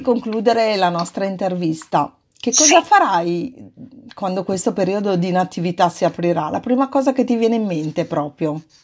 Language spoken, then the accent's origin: Italian; Milan, Lombardy, Italy; now in near Treviso, Italy; io sono proprio milanese